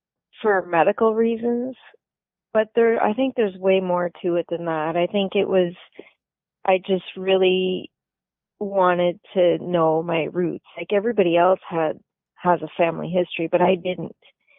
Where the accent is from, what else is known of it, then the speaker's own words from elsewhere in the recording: New Brunswick, Canada; born there; I was just lucky that I was born in New Brunswick, because they were an open province